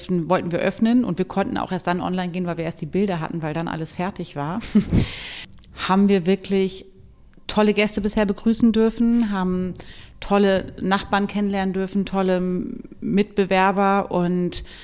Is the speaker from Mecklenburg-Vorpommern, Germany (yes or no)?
no; Lower Saxony, Germany; now in Hamburg, Germany; ich komme ursprünglich aus dem Landkreis Hannover